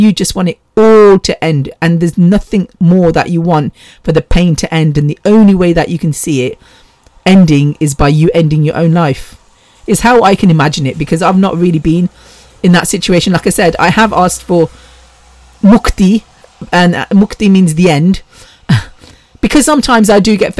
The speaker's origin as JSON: {"language": "English", "town": "Bexleyheath", "region": "London", "country": "United Kingdom", "tie": "born or raised there", "said": "I grew up with Ram in Bexley Heath"}